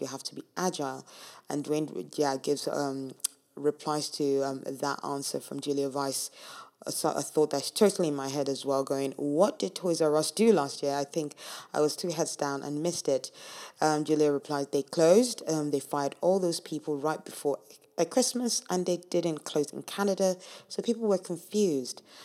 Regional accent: Nigeria; moved away; I'm from Nigeria

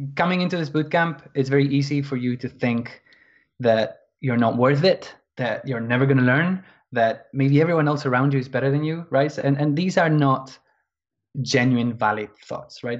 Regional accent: Argentina; moved away as an adult; now in London, United Kingdom; I'm from Argentina originally, but I've been living in England.

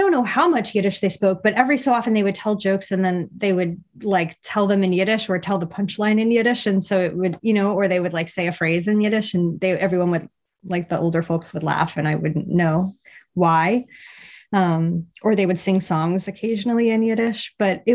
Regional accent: Miami, Florida, United States; now in Philadelphia, United States; I grew up in Miami, Florida

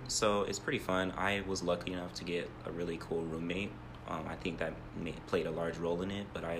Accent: Ohio, United States; now in Tucson, United States; From Ohio.

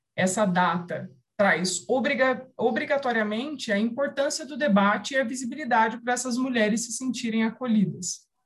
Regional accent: São José do Rio Preto, São Paulo, Brazil; eu sou nascida e criada em São José do Rio Preto

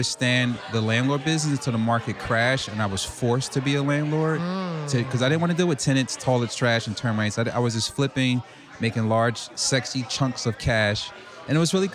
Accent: Newark, New Jersey, United States; I'm from Newark, New Jersey, so I kind of grew up in the hood.

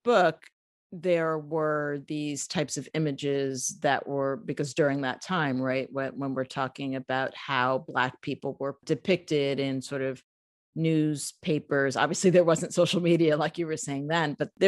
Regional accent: New York City, New York, United States; I'm from the Bronx, grew up in the Bronx here in New York City

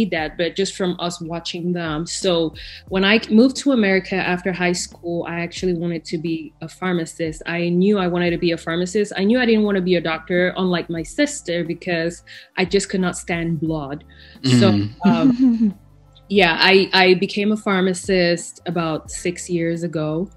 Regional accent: Bamenda, Northwest Region, Cameroon; moved away as an adult; also born or lived in Ethiopia; now in Texas, United States; growing up in Cameroon without that foundation

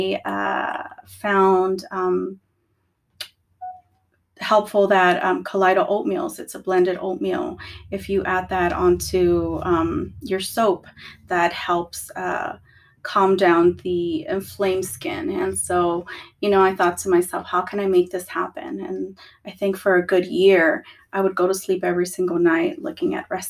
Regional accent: Los Angeles, California, United States; I grew up in California, okay. Los Angeles, California. My mom is Salvadorian

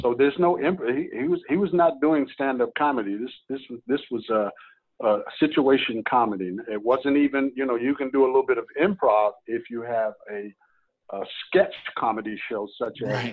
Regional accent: New York, United States; moved away as an adult; now in California, United States; I'm not from New York because I left New York when I was 19

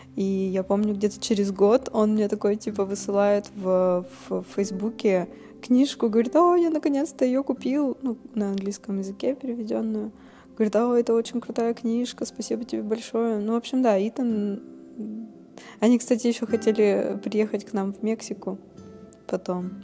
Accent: Russia; Мы путешественницы из России

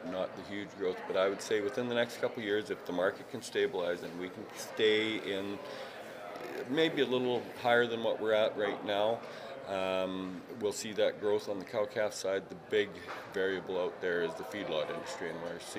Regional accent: British Columbia, Canada; as British Columbians and as Canadians

